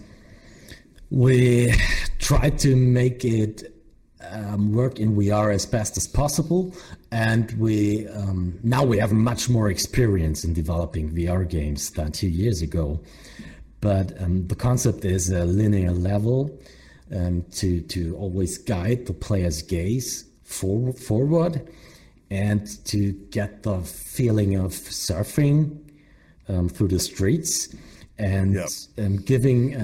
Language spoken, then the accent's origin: English; Germany